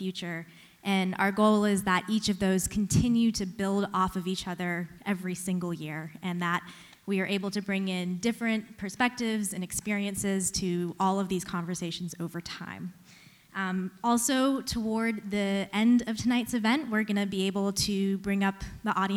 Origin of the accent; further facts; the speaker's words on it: North Carolina, United States; My siblings and I were raised in North Carolina